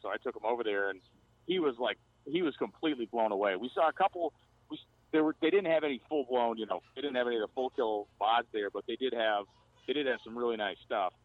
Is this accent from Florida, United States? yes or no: no; Massachusetts, United States; I grew up in Massachusetts, still live there